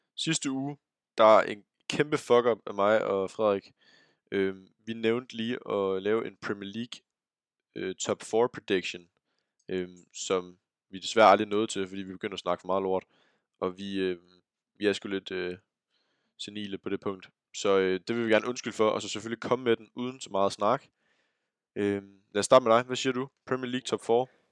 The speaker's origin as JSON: {"language": "Danish", "country": "Denmark"}